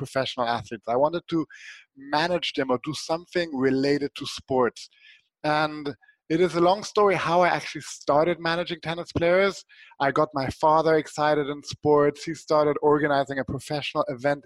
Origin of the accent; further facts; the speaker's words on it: Switzerland; when I was a small kid, I grew up in Switzerland